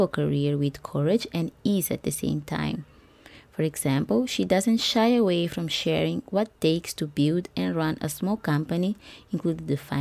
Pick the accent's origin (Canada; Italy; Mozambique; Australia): Mozambique; my home country of Mozambique